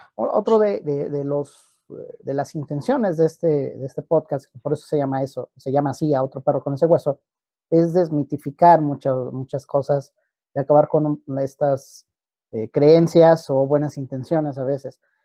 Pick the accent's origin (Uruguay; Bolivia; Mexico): Mexico; Nosotros propiamente como mexicanos